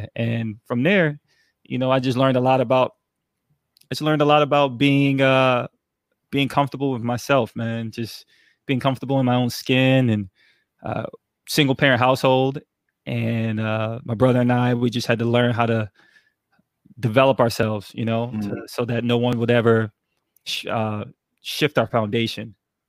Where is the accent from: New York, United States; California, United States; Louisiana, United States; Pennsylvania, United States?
New York, United States; New York City; also born or lived in Germany / San Antonio / North Carolina; So San Antonio, North Carolina, and then also we ended up settling in New York City, and where I learned a lot in Brooklyn.